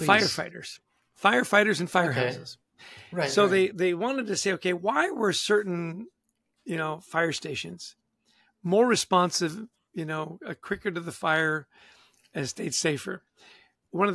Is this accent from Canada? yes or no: yes; Canada; I'm Canadian